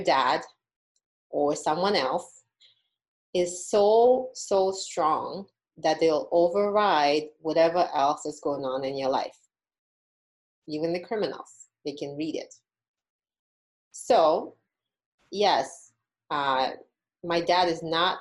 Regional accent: Uzbekistan; moved away as an adult; now in Las Vegas, United States; when I was in college back in my home country of Uzbekistan

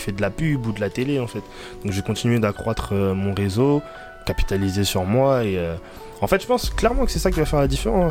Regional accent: Reims, Grand Est, France; moved away as an adult; now in Paris, France; je viens de Reims, ville du 51. Bah, je suis arrivé sur Paris, je suis nouveau

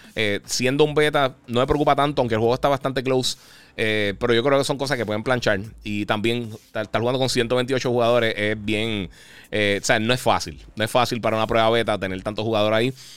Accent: Puerto Rico; yo soy de Puerto Rico

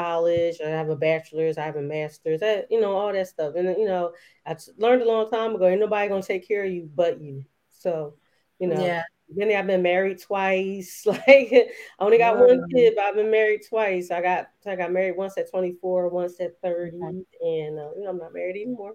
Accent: Philadelphia, Pennsylvania, United States; I was born here in Philly. For anybody who's Philly natives, I was born in Germantown Hospital. I'm an early 80s baby. And, I grew up as a little kid in the crack

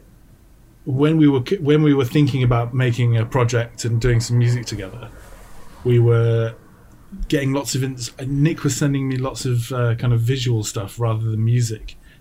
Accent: England, United Kingdom; I am obviously English, and I was born in England

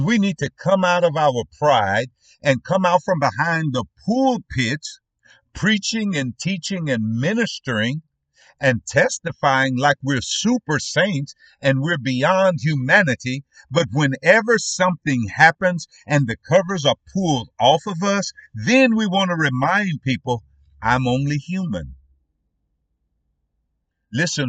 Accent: United States; we as Black American parents

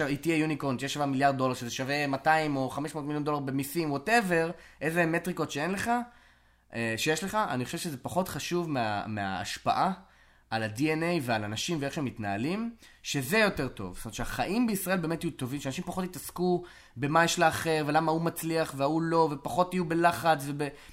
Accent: Israel; moved away as an adult; also born or lived in California; now in Austin, United States; זו התרבות שגדלתי בה

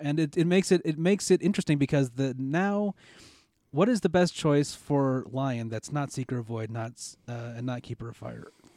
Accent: United States; being an American

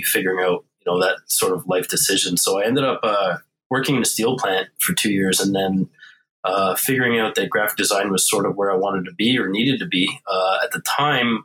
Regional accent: Montreal, Quebec, Canada; also born or lived in Ontario; now in Toronto area, Canada; I'm originally born and raised in South Shore, suburbia of Montreal. Been in Ontario, now near Toronto, for the last 25 years or so

